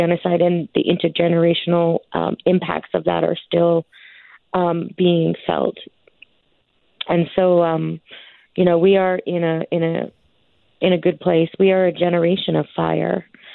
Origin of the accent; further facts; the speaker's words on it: Stony Plain, Alberta, Canada; I'm from Stony Plain